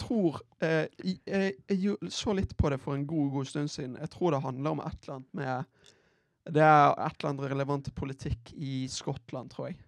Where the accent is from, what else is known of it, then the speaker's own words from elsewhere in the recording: Bergen, Vestland, Norway; jeg, har en frisør eh, hjemme i Bergen